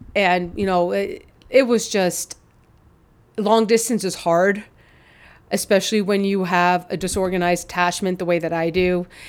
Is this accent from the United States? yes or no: yes; New York, United States; moved away as an adult; also born or lived in Chicago; I'm from New York and I was in Chicago